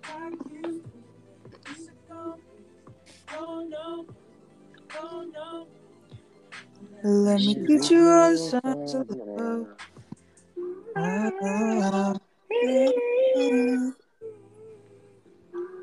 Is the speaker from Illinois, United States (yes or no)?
no; Houston, Texas, United States; Houston, Texas